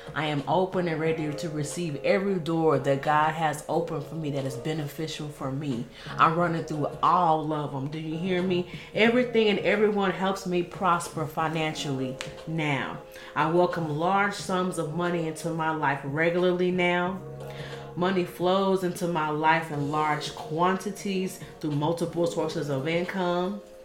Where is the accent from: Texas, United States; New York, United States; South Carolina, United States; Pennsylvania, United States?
Texas, United States; Dallas; I grew up in Oak Cliff, Texas